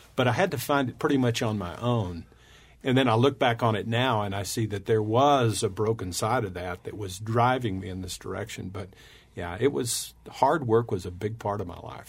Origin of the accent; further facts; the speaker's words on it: West Texas, United States; we were raised in West Texas